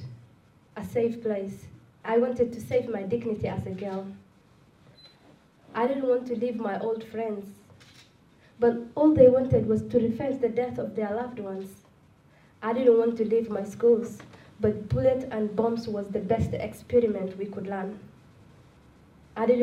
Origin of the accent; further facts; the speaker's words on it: Somalia; English is a second language; also born or lived in Malaysia; now in Sydney, Australia; I'm from Somalia